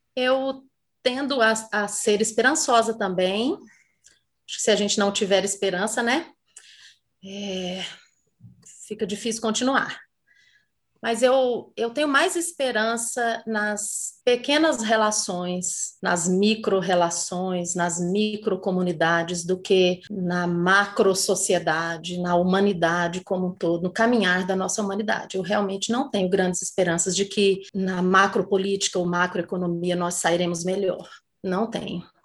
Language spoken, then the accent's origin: Portuguese; Brazil; Sendo brasileira